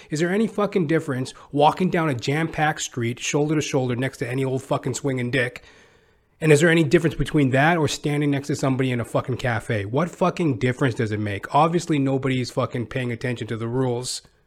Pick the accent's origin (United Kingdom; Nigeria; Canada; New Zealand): Canada; being Canadian